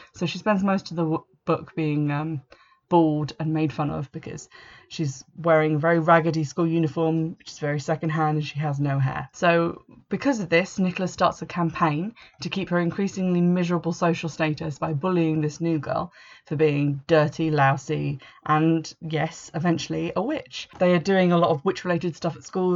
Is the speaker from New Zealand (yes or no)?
no; England, United Kingdom; I'm English